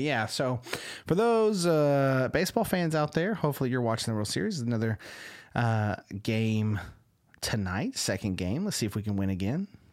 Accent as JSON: {"language": "English", "region": "Texas", "country": "United States", "said": "you can't like the Yankees as a Texan"}